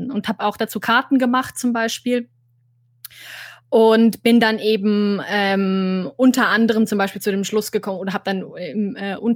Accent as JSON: {"language": "German", "region": "Bavaria", "country": "Germany", "tie": "born or raised there", "said": "das heißt, ich habe zu einem guten Teil meiner Kindheit in Oberbayern ähm, oh. verbracht und einen anderen guten Teil in Oberfranken."}